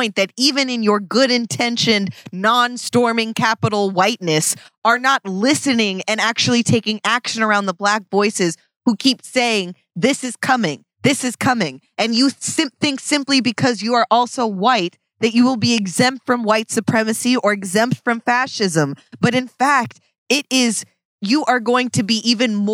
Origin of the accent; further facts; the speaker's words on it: Seattle, Washington, United States; I'm from Seattle